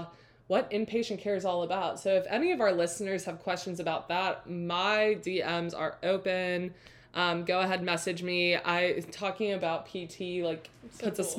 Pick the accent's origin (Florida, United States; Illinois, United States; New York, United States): Florida, United States; Tampa; moved away as an adult; also born or lived in Chapel Hill, North Carolina; I was back in Tampa. That's my hometown